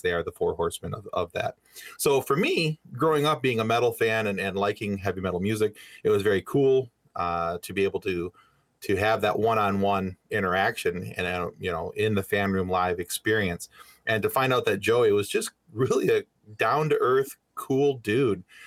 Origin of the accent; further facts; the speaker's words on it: Michigan, United States; we're from Michigan